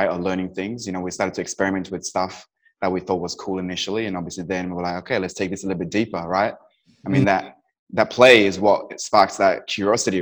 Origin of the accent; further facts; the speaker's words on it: Kathmandu, Bagmati, Nepal; also born or lived in Dubai; now in United Kingdom; I was born and raised in Kathmandu in Nepal, and then I got shipped to, you know, boarding school in the UK.